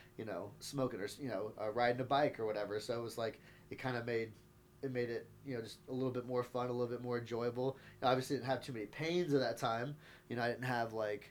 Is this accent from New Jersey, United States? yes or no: no; Texas, United States; now in Denver, United States; I'm from Texas.